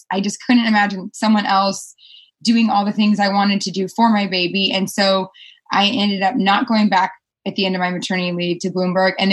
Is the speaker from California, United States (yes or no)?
yes; California, United States; Yes, we're both originally from California.